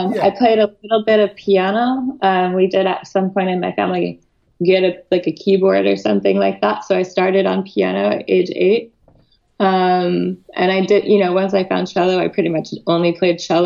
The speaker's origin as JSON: {"language": "English", "town": "Boulder", "region": "Colorado", "country": "United States", "tie": "born or raised there", "said": "I grew up outside of Boulder, Colorado"}